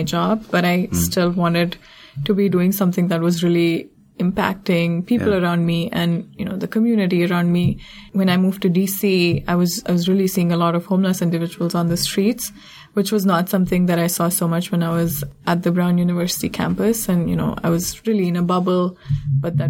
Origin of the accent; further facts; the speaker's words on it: India; moved away as an adult; also born or lived in Providence, Rhode Island; now in Washington, D.C., United States; I grew up in India in an upper middle class family